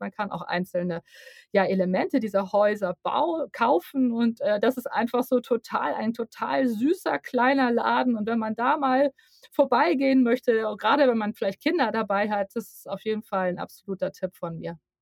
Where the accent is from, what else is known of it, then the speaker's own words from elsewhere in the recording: Hamburg, Germany; moved away as an adult; now in Nordheide, Germany; meine Heimatstadt Hamburg